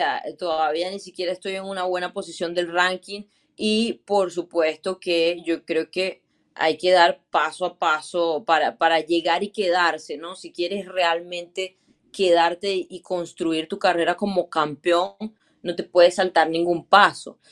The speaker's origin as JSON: {"language": "Spanish", "country": "Venezuela", "said": "como venezolana, creo que como latina me siento eh, bastante orgullosa"}